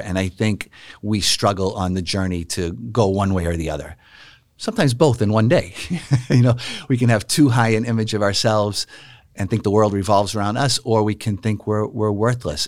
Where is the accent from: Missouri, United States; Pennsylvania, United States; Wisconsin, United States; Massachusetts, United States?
Massachusetts, United States; Boston; I grew up knowing the friars in my hometown of Boston, Massachusetts